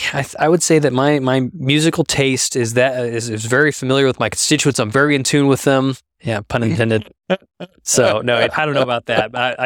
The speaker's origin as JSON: {"language": "English", "town": "Moore", "region": "Oklahoma", "country": "United States", "tie": "born or raised there", "said": "I grew up in Moore for a few years there. Right. So …'s from Moore, Oklahoma."}